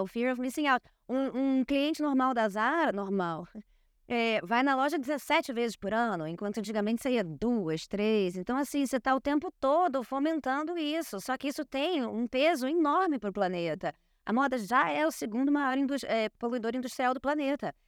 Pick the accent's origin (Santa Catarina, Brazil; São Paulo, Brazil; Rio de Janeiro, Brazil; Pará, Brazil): Rio de Janeiro, Brazil; Eu cresci numa ruazinha em Copacabana, onde eu passava de 10 da manhã às 10 da noite na rua brincando